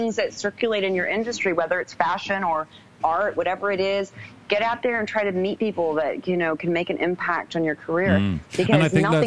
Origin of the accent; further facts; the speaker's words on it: New York, United States; moved away as an adult; also born or lived in London; I'm a photographer from New York